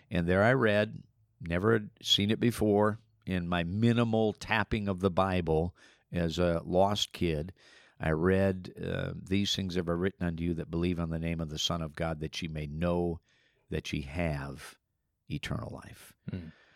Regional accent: Minnesota, United States; I grew up in Minnesota as a farm boy.

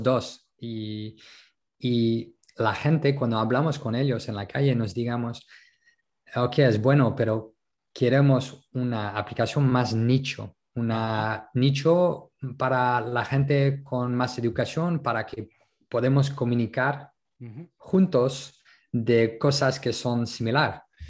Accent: France; Spanish is a second language; also born or lived in Netherlands / Colombia / Berlin, Germany; now in Málaga, Spain; como francés

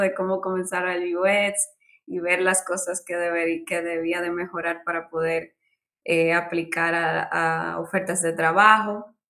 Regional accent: Dominican Republic; moved away as an adult; now in Barcelona, Spain; yo soy de República Dominicana, eh, vine, bueno, una isla del Caribe donde es verano todo el año. Estudié arquitectura allí

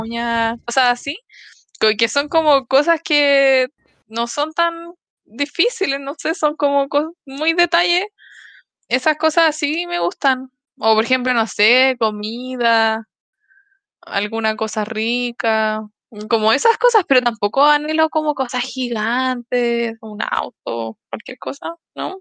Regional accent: Los Ángeles, Biobío, Chile; also born or lived in Concepción; llegué a mi casa de Los Ángeles, a la casa que era muy chiquitita

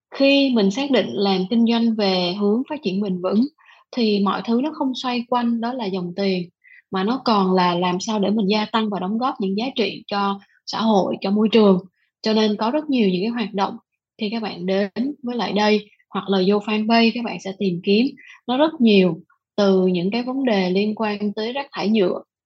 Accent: Vietnam

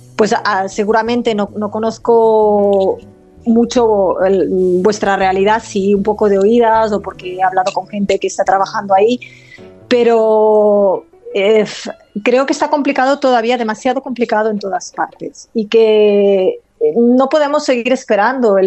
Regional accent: Olot, Catalonia, Spain; first language Catalan; Spanish is a second language; moved away; yo no soy originariamente de aquí, yo nací en, en Olot, en La Garrocha

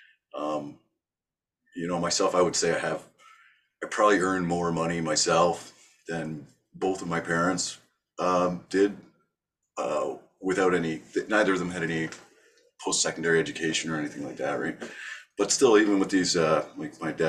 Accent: Toronto, Ontario, Canada; born or raised there; also born or lived in Thornhill, Ontario / Mississauga, Ontario

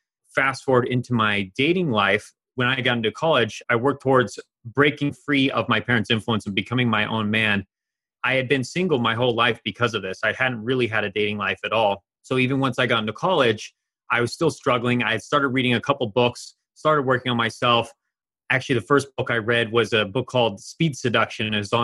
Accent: eastern Germany, Germany; she had had a similar, very similar journey to me growing up in Eastern Germany with an emotionally distant household.

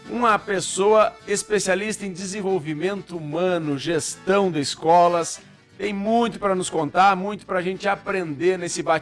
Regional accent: Paraná, Brazil; sou paranaense, por isso que eu tomo chimarrão

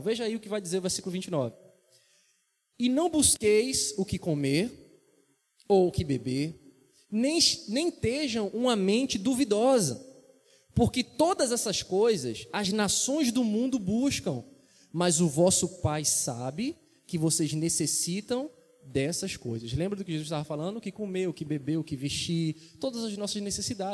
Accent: Vitória de Santo Antão, Pernambuco, Brazil; minha cidade natal, Vitória de Santo Antão, em Pernambuco.

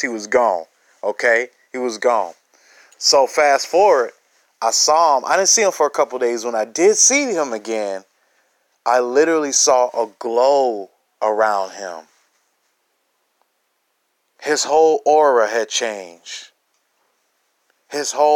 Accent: Chicago, Illinois, United States; I'm from Chicago on the south side. Grew up in the northwest suburbs.

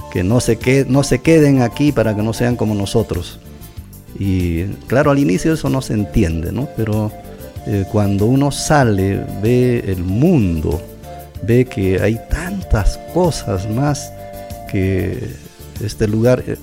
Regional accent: Curahuasi, Apurímac, Peru; Lo mismo pasa cuando estoy en mi tierra. ¿no? maravilloso. Pero si voy a Lima, tengo ya otras perspectivas mejores, más amplias, ya puedo comparar más, puedo enriquecer tanto a Lima como a Curahuasi.

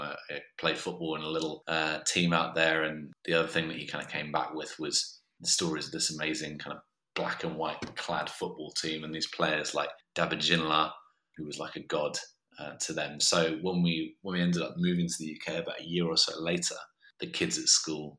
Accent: Australia; here, I was the Australian kid, and they used to ask me, after asking me what football team I supported, to say lines from Neighbours in my funny accent

